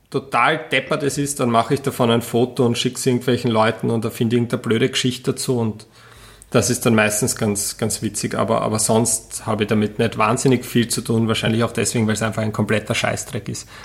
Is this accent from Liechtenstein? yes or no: no; Vienna, Austria; Ja, ich komme aus der Wiener Innenstadt, also.